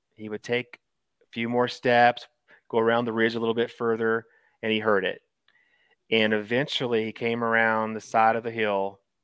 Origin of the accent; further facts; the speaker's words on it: Eastern Kentucky, United States; growing up in Eastern Kentucky with your grandparents there